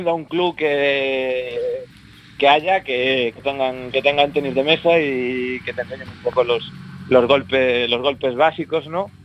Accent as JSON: {"language": "Spanish", "town": "A Coruña", "region": "Galicia", "country": "Spain", "tie": "born or raised there", "moved": "as an adult", "lives_now": "Barcelona, Spain", "said": "soy coruñés de, toda la vida y nada, he vivido en, Coruña hasta hace cinco años que me trasladé a Barcelona"}